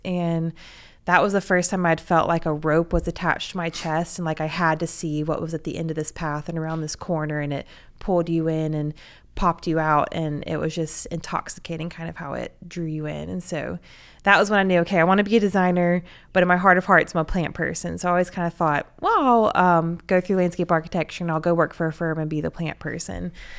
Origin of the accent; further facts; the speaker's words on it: Birmingham, Alabama, United States; born or raised there